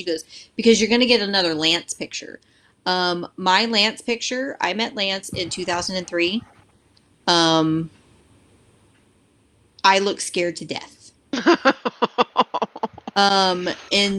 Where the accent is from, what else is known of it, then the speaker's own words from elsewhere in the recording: Houston, Texas, United States; now in Austin, United States; I'm originally from the Houston area